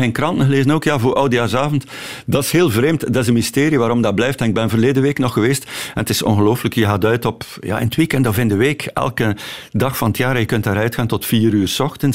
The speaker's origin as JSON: {"language": "Dutch", "town": "Torhout", "region": "Flanders", "country": "Belgium", "moved": "yes", "lives_now": "Ostend, Belgium", "said": "Torhout, waar, we, waar ik vandaan kom"}